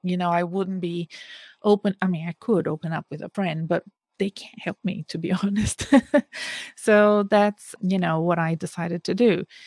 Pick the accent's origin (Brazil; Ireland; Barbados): Brazil; moved away; my home country, in Brazil